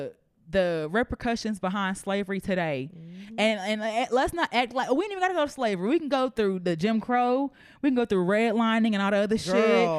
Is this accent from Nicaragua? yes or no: no; Nigeria; I'm Nigerian.